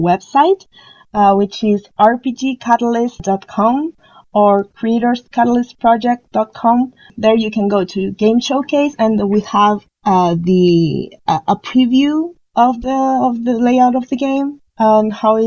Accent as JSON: {"language": "English", "country": "Chile", "said": "I'm from Chile"}